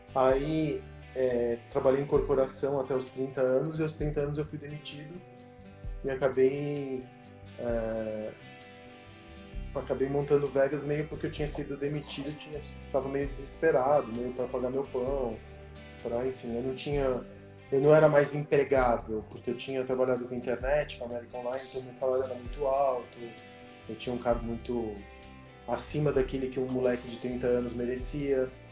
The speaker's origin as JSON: {"language": "Portuguese", "region": "São Paulo", "country": "Brazil", "tie": "born or raised there", "also_born_or_lived": "Argentina", "said": "eu sou da Santa Cecília, quando eu vim para o Brasil, eu, eu, morei na Santa Cecília na Martinico Prado"}